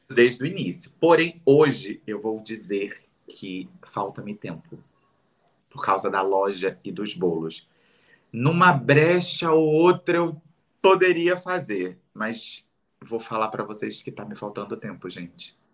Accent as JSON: {"language": "Portuguese", "region": "Rio de Janeiro", "country": "Brazil", "tie": "born or raised there", "said": "Realengo, na cidade onde eu fui criado. Eh, na cidade, não, perdão, no bairro que eu fui criado."}